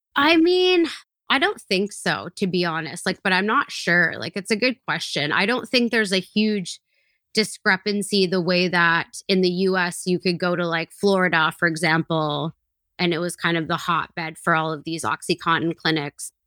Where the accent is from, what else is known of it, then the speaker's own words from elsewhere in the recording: British Columbia, Canada; I grew up in British Columbia